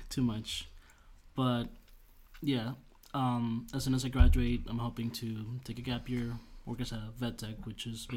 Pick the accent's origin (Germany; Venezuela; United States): Venezuela; moved away; We don't have a 12th grade back home